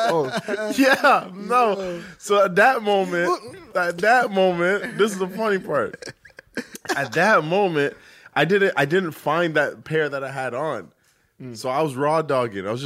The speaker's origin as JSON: {"language": "English", "country": "Jamaica", "said": "I'm Jamaican."}